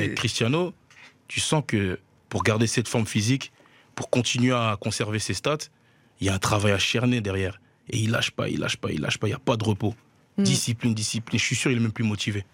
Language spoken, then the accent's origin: French; Liège, Wallonia, Belgium; j'ai grandi à Liège, dans le quartier de Hans, plus précisément